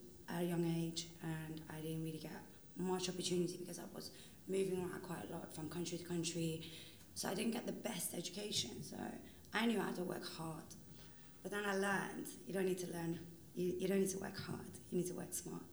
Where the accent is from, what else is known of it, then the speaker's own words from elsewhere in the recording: London, United Kingdom; also born or lived in Iran; I grew up my entire life in Holland, in London.